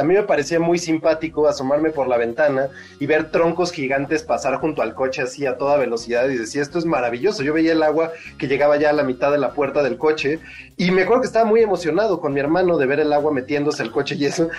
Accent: Mexico City, Mexico; nos han tocado como chilangos

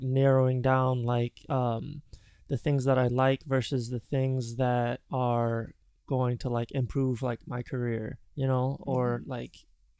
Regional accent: Michigan, United States; now in Los Angeles, United States; I know that I'm from the Midwest as well. I grew up in Michigan. And when I moved out here

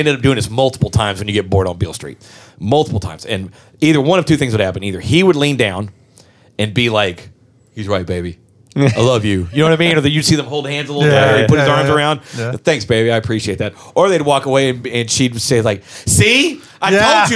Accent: Southern, United States; accent: Southern; My Southern comes out in words, like single words.

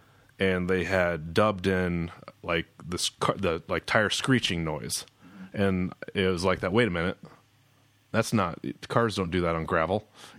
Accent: Marshalltown, Iowa, United States; moved away as an adult; also born or lived in Colorado; Yeah, I was born in Marshalltown. I grew up there, 1981, November 30th. And spent up until probably my early 20s, graduated in 2000, moved to Colorado for a ski season.

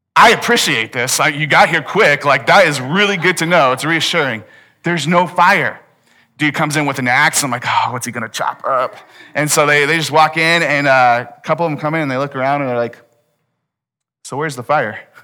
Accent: United States; we're American

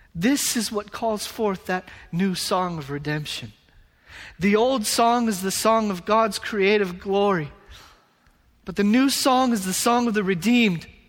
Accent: United States; moved away as an adult; now in Japan; I'm from America

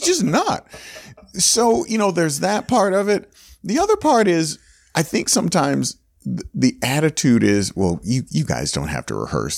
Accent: Gainesville, Florida, United States; moved away as an adult; I grew up in Gainesville, University of Florida was there

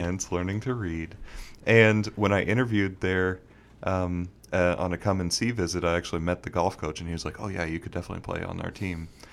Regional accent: Bermuda; moved away as an adult; also born or lived in Houston, Texas; now in Dallas, United States; Born in Texas, but grew up in Bermuda my whole life.

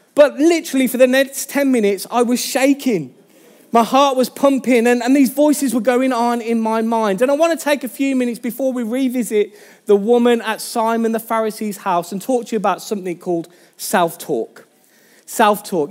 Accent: Birmingham, West Midlands, United Kingdom; accent: Birmingham; my Birmingham accent

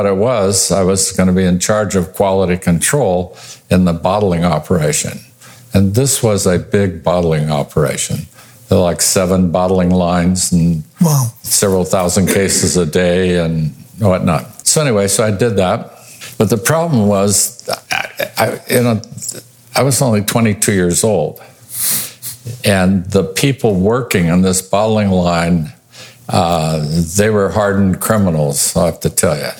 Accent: Visalia, California, United States; moved away as an adult; also born or lived in Tulare, California / Cloverdale, California / Oregon; I was born and raised in the San Joaquin Valley, born in Tulare and raised in Visalia

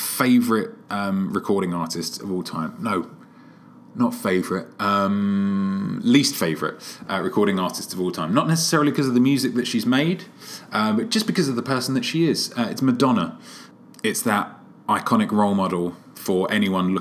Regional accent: London, United Kingdom; moved away as an adult; now in Seattle, United States; maybe it's the Brit in me. Maybe it's because I'm a Londoner

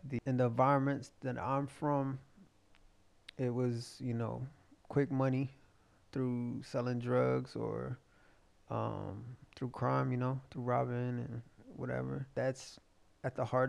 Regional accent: Fort Worth, Texas, United States; also born or lived in Akron / Cleveland / Columbus; I grew up in Diamond Hill, what most people would consider North Side, maybe, but Fort Worth

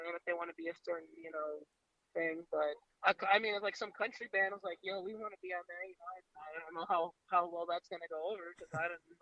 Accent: Cleveland, Ohio, United States; I'm from Cleveland

